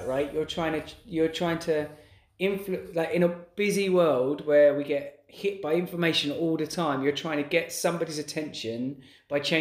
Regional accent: Dorset, South West England, United Kingdom; We're from Dorset. We've got in England, and our home's in Dorset

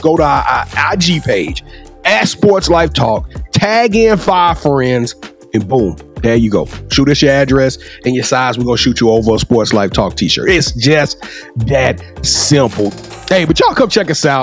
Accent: Louisiana, United States; I'm from Louisiana. We call this that boot

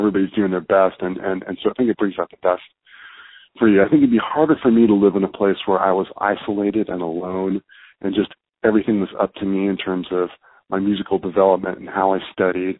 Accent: Bay Area, California, United States; growing up in the Bay Area

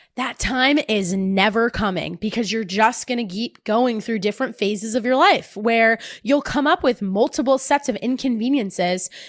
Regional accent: New Jersey, United States; accent: Jersey; I sounded too Jersey

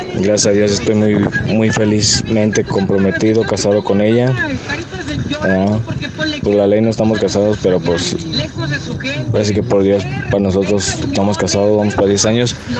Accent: Guadalajara, Jalisco, Mexico; Yo soy de aquí de Guadalajara, Jalisco

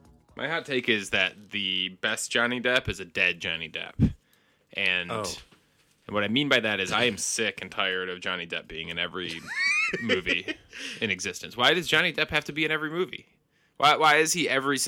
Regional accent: Detroit, Michigan, United States; we grew up in Detroit where unions really were running amok

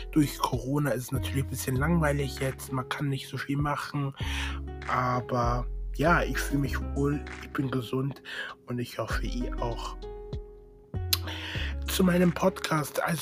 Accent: Munich, Bavaria, Germany; ich komme näher aus München, Nähe München, genau.

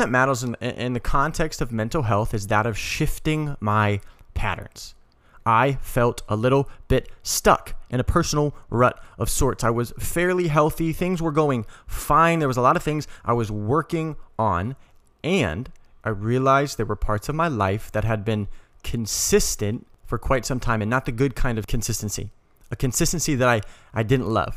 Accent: Colorado, United States; moved away; I'm originally from Colorado

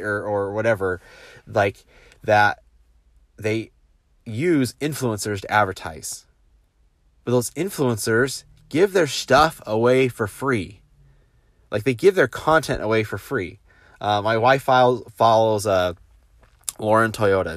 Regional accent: United States; now in South Korea; as an American

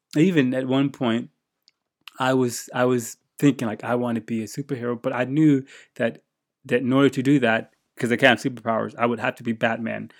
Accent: United States; moved away as an adult; now in Japan; I'm an American living in Japan

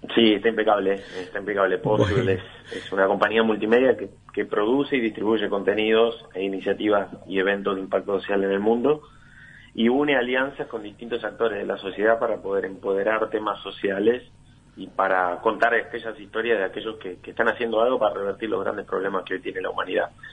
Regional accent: Argentina; como argentinos

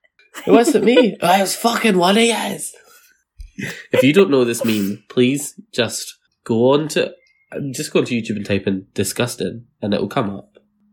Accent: Scotland, United Kingdom; accent: Fife; I don't want to insult anyone from Fife. It's not my favorite accent, and my mum always raised me to like speak properly because my mum was from Edinburgh, and then I moved to Edinburgh

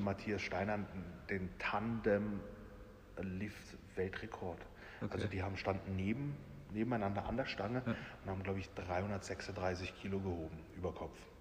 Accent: Rastatt, Baden-Württemberg, Germany; ich bin in Rastatt geboren und aufgewachsen

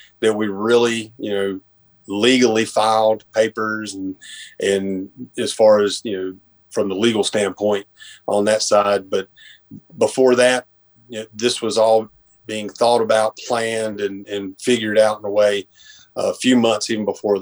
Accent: Boone, North Carolina, United States; now in Dobson, United States; I'm originally from Boone or the Boone area. Grew up on Grandfather

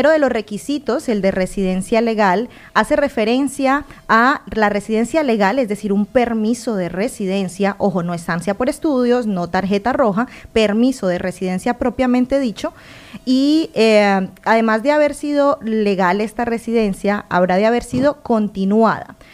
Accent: Spain; Y una razón importante es que yo siendo español, además de ser español, soy ciudadano de la Unión Europea.

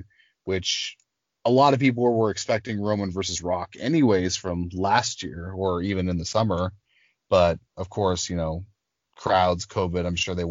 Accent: Canada; being Canadian and growing up

